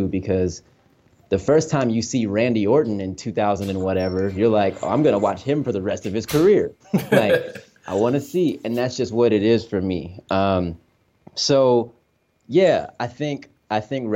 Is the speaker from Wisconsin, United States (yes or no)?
yes; Milwaukee, Wisconsin, United States; I grew up in Milwaukee, and I went to schools where we did, you know, music and drama and dance and all the arts